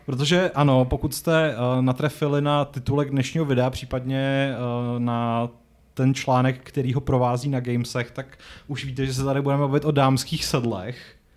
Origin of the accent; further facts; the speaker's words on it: Strakonice, South Bohemian Region, Czechia; moved away; jsem původem ze Strakonic